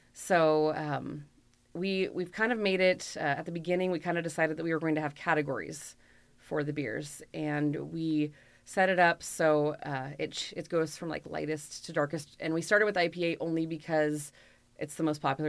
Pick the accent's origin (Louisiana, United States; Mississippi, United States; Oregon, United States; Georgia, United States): Oregon, United States; Bend; I grew up in Bend, so Deschutes has been here since I was four years old